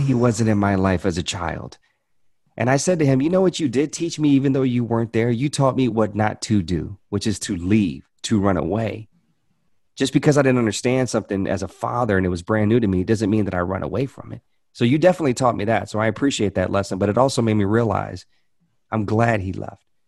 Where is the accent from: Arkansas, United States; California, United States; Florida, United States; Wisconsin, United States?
Arkansas, United States; Hope; also born or lived in Louisiana; I was born in Louisiana. I, but I, I moved to Arkansas when I was nine years old